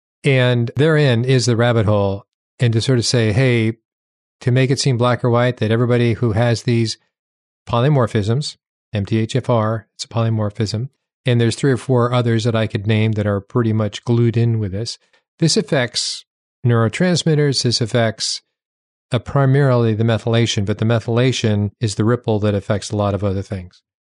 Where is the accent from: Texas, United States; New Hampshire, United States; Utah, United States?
New Hampshire, United States; When I went to medical school in Seattle, I came from New Hampshire.